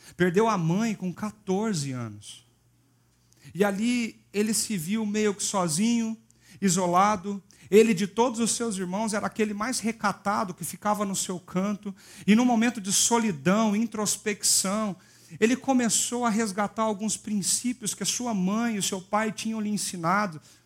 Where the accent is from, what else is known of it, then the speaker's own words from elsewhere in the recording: Minas Gerais, Brazil; eu sou mineiro